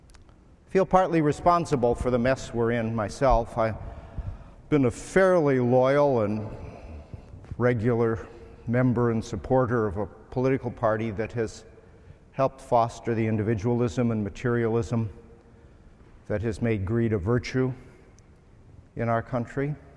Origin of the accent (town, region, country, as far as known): United States